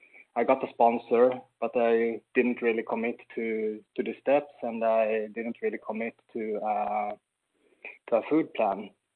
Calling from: Sweden; like …, and I'm a recovered compulsive overeater. I'm calling in from Sweden. A very cold Sweden today, unfortunately.

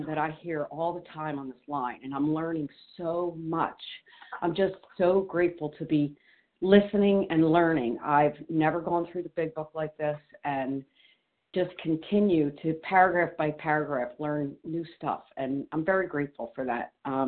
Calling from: New Jersey, United States; I'm usually calling from New Jersey, but today I'm in Maine.

